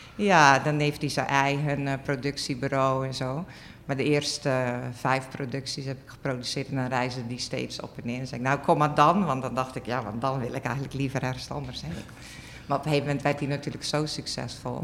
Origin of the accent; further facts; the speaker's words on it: Zeelandic Flanders, Netherlands; ik ben opgegroeid in Zeeuws-Vlaanderen op een boerderij.